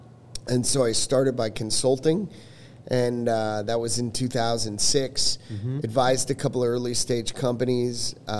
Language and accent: English; New York, United States; also born or lived in Washington, D.C.; I'm a New Yorker. So moved back to New York